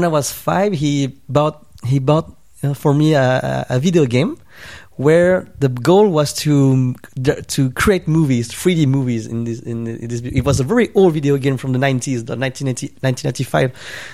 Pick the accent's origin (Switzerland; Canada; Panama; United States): Switzerland; moved away; also born or lived in Hong Kong; I grew up in Switzerland in a Vietnamese family, you know, immigrant family